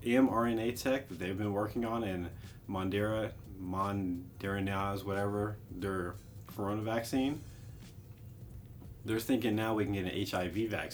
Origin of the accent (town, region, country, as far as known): United States